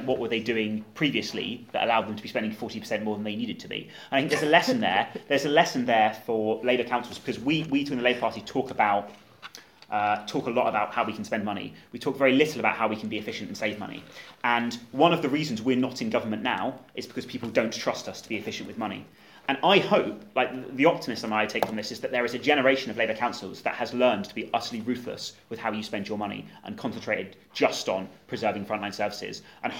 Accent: Cornwall, South West England, United Kingdom; I'm also from Cornwall

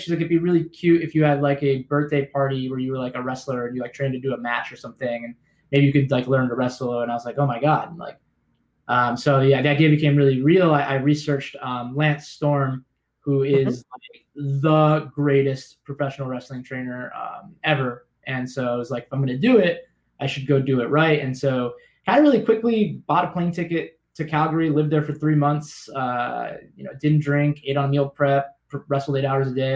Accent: South Florida, United States; also born or lived in Gloucester, Massachusetts; I grew up in South Florida

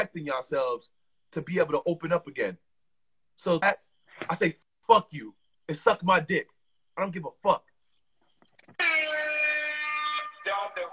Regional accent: New York, United States; I'm from New York

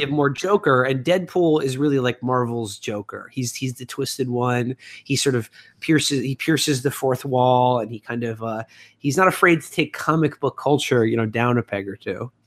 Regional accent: New York, United States; growing up in New York

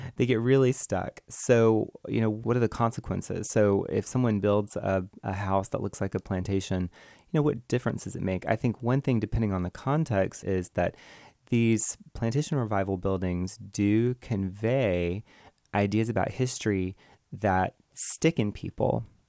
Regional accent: Georgia, United States; I grew up in Georgia

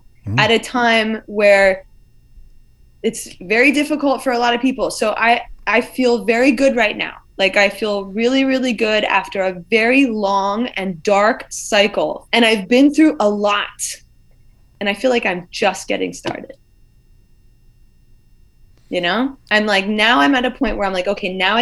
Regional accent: United States; The ears that I grew up with in America

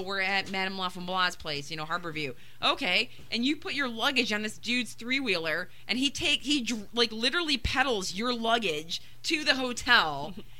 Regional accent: Grand Haven, Michigan, United States; I'm from Grand Haven

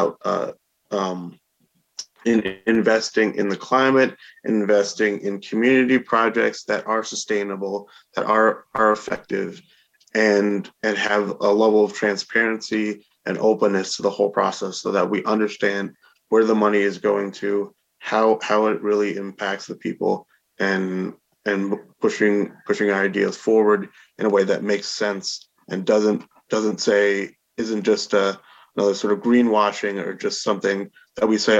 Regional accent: Albany, New York, United States; I've lived in Albany and was born and raised in Albany for my entire life.

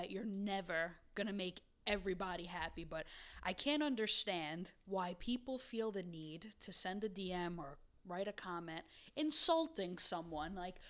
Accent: Williamsburg, New York, United States; Because I was born and raised in Williamsburg, so of course

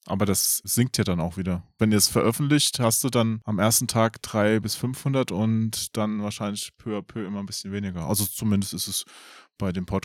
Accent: Hesse, Germany; Ich bin aus Hessen, ich bin aus der Ecke, deswegen.

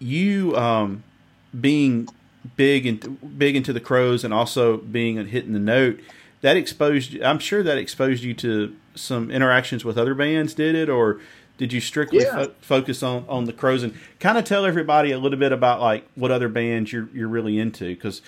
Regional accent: Mississippi, United States; if you can't tell by my accent, I'm from Mississippi

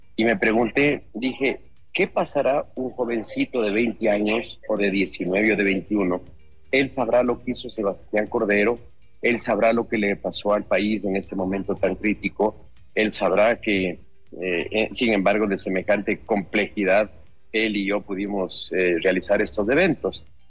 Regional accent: Ecuador

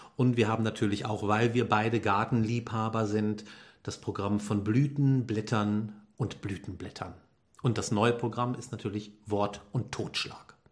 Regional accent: Düsseldorf area, North Rhine-Westphalia, Germany; ich komme aus der Gegend

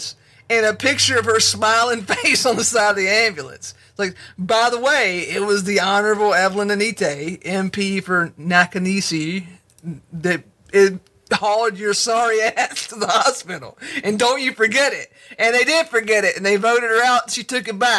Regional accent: United States; me as an American

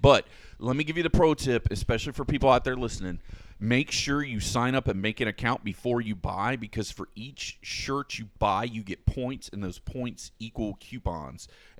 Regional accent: Florida, United States; Especially because we're from Florida.

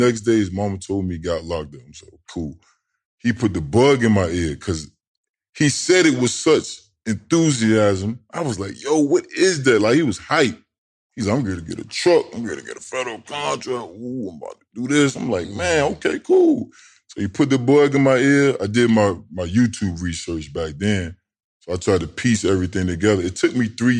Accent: Tidewater, Virginia, United States; now in Georgia, United States; I'm below the DMV. So you got Northern Virginia, and then you got Tidewater. I'm from Tidewater.

